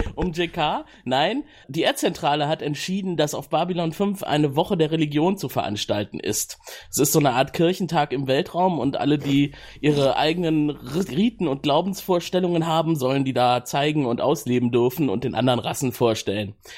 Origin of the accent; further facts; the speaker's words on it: Cologne, North Rhine-Westphalia, Germany; ich komme aus Köln